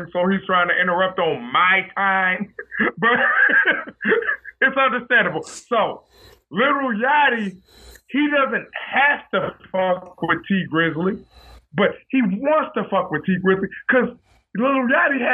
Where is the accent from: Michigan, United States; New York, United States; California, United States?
Michigan, United States; Detroit; also born or lived in Farmington Hills, Michigan; We both from Detroit